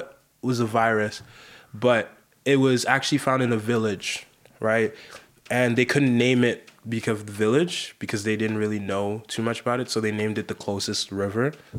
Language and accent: English; Sierra Leone; English is a second language; moved away; I came from Sierra Leone.